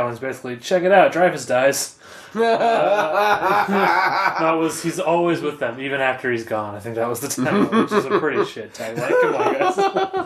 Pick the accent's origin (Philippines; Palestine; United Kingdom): United Kingdom; I'm British